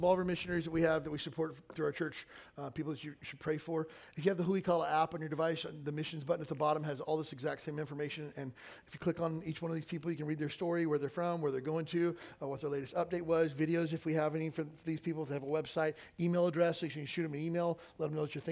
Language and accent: English; Kentucky, United States; I grew up in the South in Kentucky